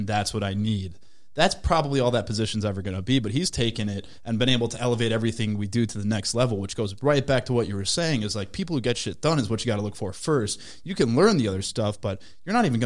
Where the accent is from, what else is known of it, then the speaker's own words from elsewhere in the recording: Minnesota, United States; I'm from Minnesota. I love Minnesota. Twin Cities